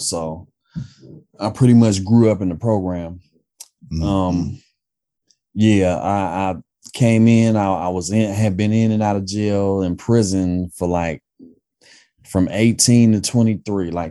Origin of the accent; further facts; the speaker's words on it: Oakland, California, United States; I grew up in East Oakland, born and raised out here